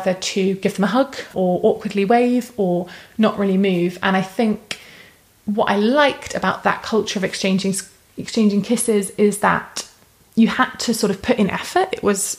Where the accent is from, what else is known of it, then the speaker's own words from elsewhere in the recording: United Kingdom; being British